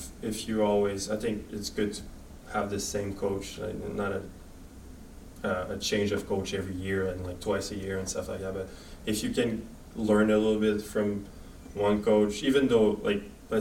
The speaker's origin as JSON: {"language": "English", "town": "Quebec City", "region": "Quebec", "country": "Canada", "moved": "as an adult", "said": "I'm from Quebec City, so Chicoutimi was only like 2 hours away from home"}